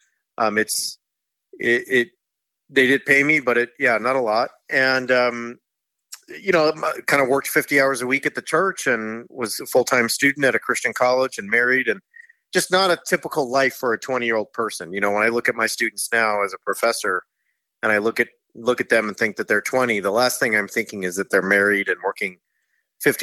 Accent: Orange County, California, United States; moved away as an adult; also born or lived in Oxford, England; I grew up in Orange County, California, and I grew up in a non-religious house for the most part

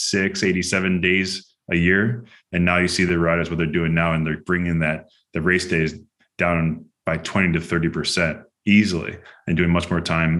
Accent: Chicago, Illinois, United States; moved away as an adult; also born or lived in Girona, Spain; now in Greenville, United States; That's where I grew up

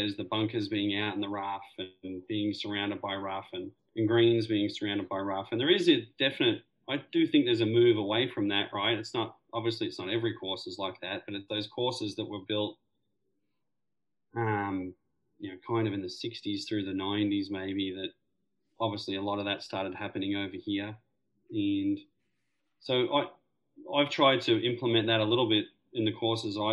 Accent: Frankston, Victoria, Australia; moved away as an adult; now in United States; starting at Royal Melbourne and growing up in Melbourne

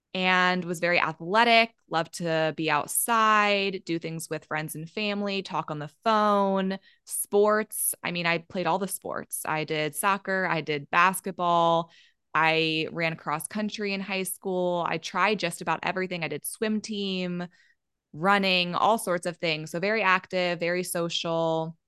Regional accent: Maryland, United States; moved away; also born or lived in Colorado; I grew up in Maryland, so on the East Coast

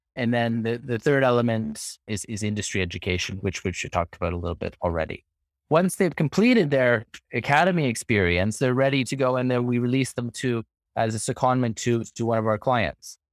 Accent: Toronto, Ontario, Canada; moved away as an adult; now in London, United Kingdom; I hail from Toronto, Canada. That's where I was born and raised, grew up.

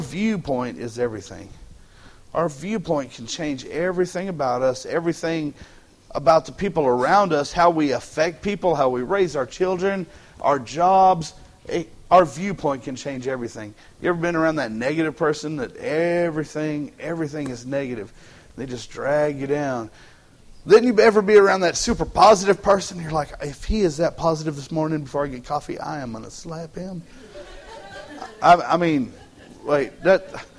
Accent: Texas, United States; Texans, we got that Texan pride

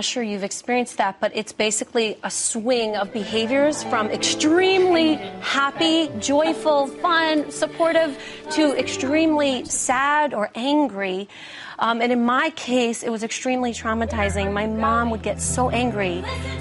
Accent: New York City, New York, United States; my hometown. I'm a little Jewish girl from Brooklyn

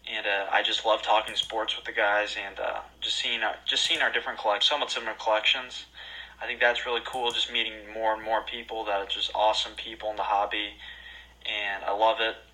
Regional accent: Indianapolis, Indiana, United States; I'm a junior in college right now, and, and born and raised 317.

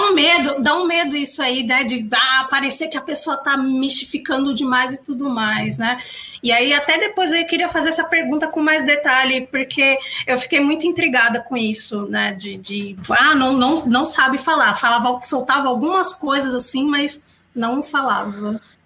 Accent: São Paulo, Brazil; accent: São Paulo accent; o nosso sotaque aqui, o sotaque aqui de São Paulo

